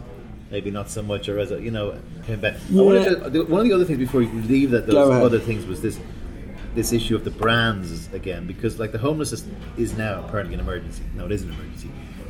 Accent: Ireland; moved away as an adult; being Irish and being away for 21 years

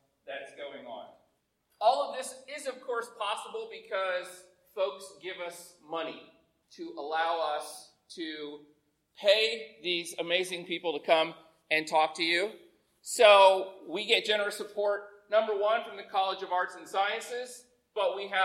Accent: Indiana, United States; I'm from Indiana

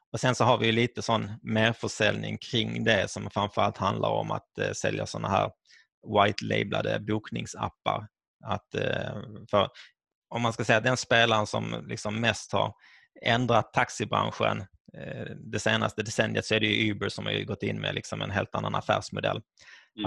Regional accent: Skåne, Sweden; Mina föräldrar är från Finland men jag är född och uppvuxen i Skåne.

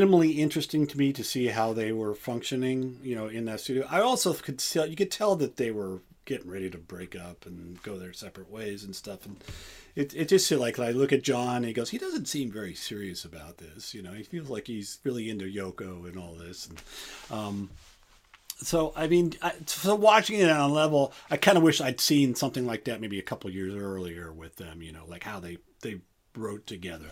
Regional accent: El Cerrito, California, United States; also born or lived in Berkeley, California / Los Angeles, California / Norway; now in Richmond, United States; I grew up in the East Bay. I live in Richmond right now. I grew up in El Cerrito.

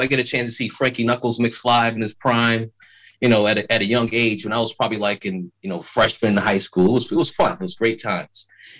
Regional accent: Chicago, Illinois, United States; now in Virginia, United States; I moved out east from Chicago to Virginia.

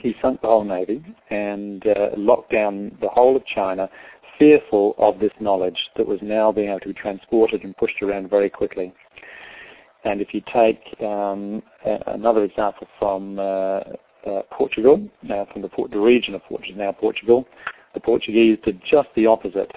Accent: Adelaide, South Australia, Australia; moved away as an adult; also born or lived in London; now in New Zealand; I was born in uh, London. Uh, my parents were Irish. Uh, they immigrated to Australia when we were kids. And so I grew up in Adelaide in South Australia.

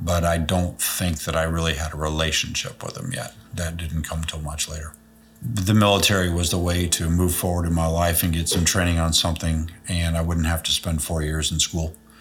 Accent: Chicago, Illinois, United States; also born or lived in Indianapolis, Indiana; I was born in Indianapolis in 1966. Stayed there till I was in first grade. Then I moved to Chicago.

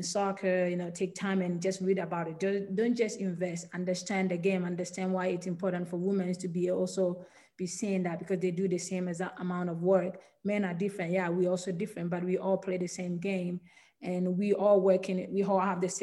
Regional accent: Ghana; moved away as an adult; now in United States; I was born and raised in Ghana

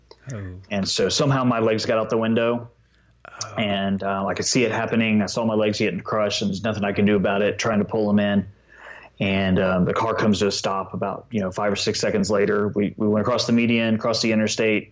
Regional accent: Texas, United States; moved away; born and raised in Texas, always be a Texan at heart, and miss living there

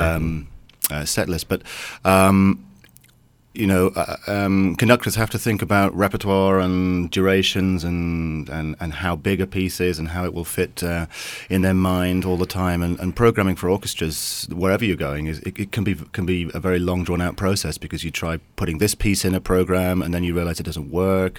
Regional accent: England, United Kingdom; I'm an English conductor

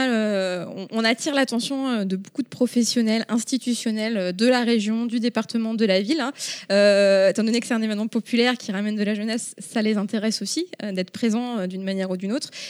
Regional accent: Rennes, Brittany, France; now in Paris, France; je suis rennaise euh, de base.

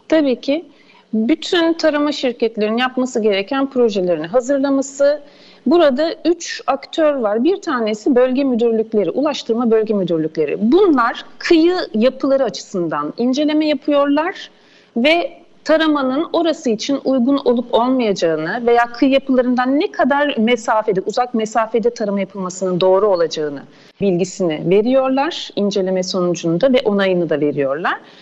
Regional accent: İzmir, Turkey

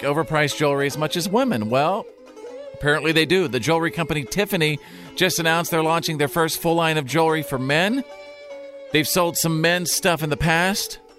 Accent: Texas, United States; I grew up in Texas.

